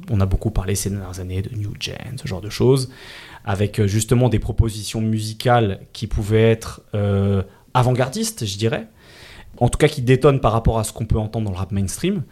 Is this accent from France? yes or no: yes; Île-de-France, France; j'ai grandi en Ile-de-France